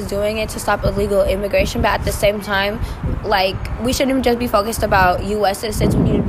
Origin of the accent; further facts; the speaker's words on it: United States; I am an American citizen